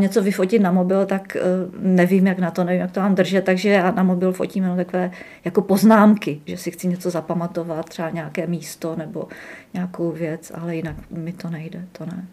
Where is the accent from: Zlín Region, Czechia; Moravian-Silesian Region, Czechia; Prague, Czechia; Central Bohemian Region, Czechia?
Moravian-Silesian Region, Czechia; Třinec; moved away as an adult; also born or lived in Uherské Hradiště / Brno; now in Jihlava, Czech Republic; já jsem z Třince